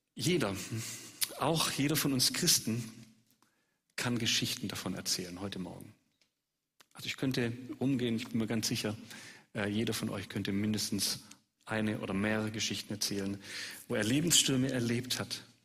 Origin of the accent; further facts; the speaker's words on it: Swabia, Germany; accent: Swabian; als Schwabe auf Schwäbisch